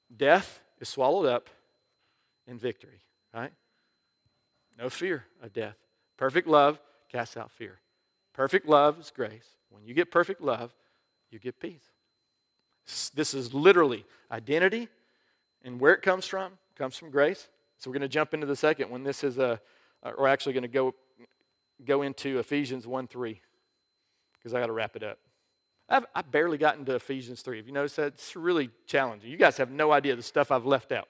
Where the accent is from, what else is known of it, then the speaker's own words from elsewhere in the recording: United States; I'm an American